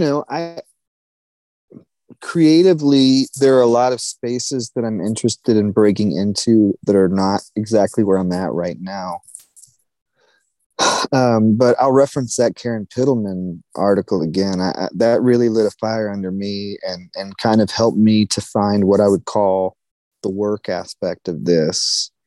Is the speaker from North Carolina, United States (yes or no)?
yes; North Carolina, United States; I'm from the Lower Piedmont in North Carolina, so I listen to a lot of Piedmont blues artists